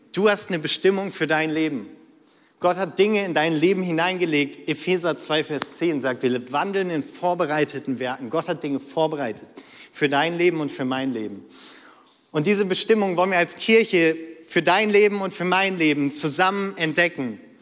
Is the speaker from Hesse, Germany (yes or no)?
no; North Rhine-Westphalia, Germany; moved away; ich komme so ganz nah an der niederländischen Grenze, okay, von, vom Niederrhein